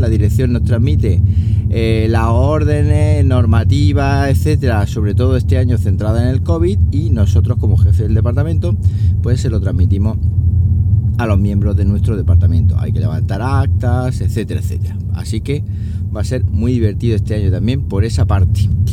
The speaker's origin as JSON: {"language": "Spanish", "town": "Siles", "region": "Andalusia", "country": "Spain", "tie": "born or raised there", "said": "mi pueblo, a Siles"}